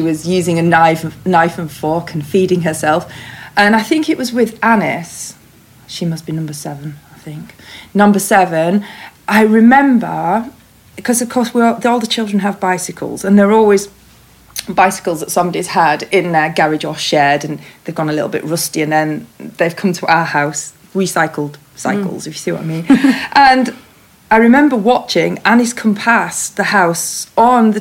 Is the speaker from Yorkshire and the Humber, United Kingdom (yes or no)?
yes; Huddersfield, Yorkshire and the Humber, United Kingdom; moved away; I come from Huddersfield. So a very, very typical suburban childhood.